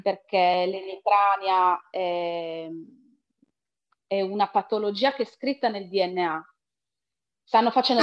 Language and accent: Italian; province of Reggio Emilia, Emilia-Romagna, Italy; vengo dalla provincia di Reggio Emilia, in Emilia-Romagna